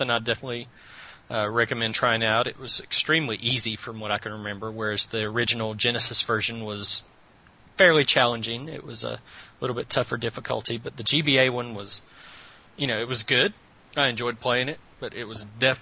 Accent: the South, United States; accent: southern; I'm the guy with the southern accent

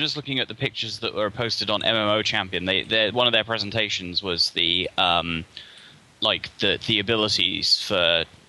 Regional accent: South England, United Kingdom; I'm from South England.

